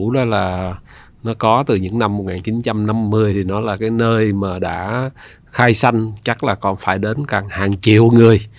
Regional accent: Ho Chi Minh City, Vietnam; born there; À, bố mẹ tôi thì à, đến từ Hà Nội. Dạ. À, tôi sinh ở Sài Gòn à, năm 1962.

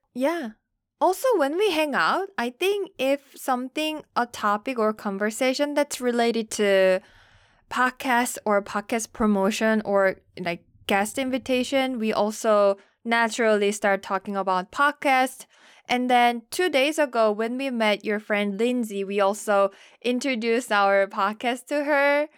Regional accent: South Korea; moved away as an adult; now in United States; I'm from Korea

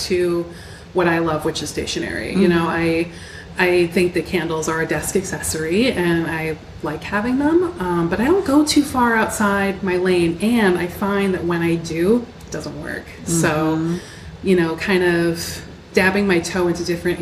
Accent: Newton, Massachusetts, United States; also born or lived in Hudson, Massachusetts; I grew up in Newton. So okay. I spent about half of my young life in Newton. And then I moved to Hudson when I was 12

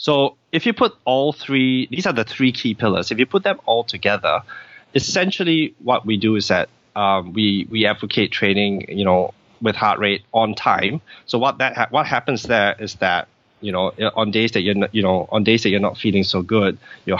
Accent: Singapore; I'm from Singapore, and you know, in Singapore, people tend to be very it's a very fast paced society

